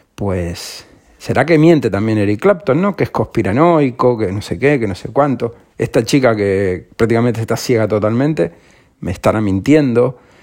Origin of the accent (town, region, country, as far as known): Spain